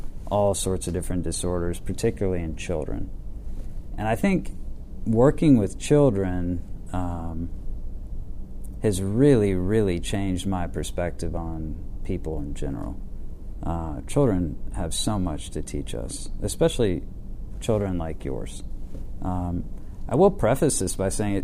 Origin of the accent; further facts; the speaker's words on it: Atlanta, Georgia, United States; I was born Piedmont Hospital. My mom and dad, my mom was a beauty queen, and my dad was a very successful attorney, and they came from rural Georgia into Atlanta